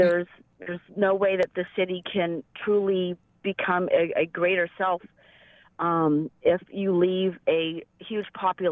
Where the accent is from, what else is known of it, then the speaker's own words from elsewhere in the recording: California, United States; now in Buffalo, United States; I actually do live on the east side of Buffalo, and I've been there for 15 years. I am a transplant from California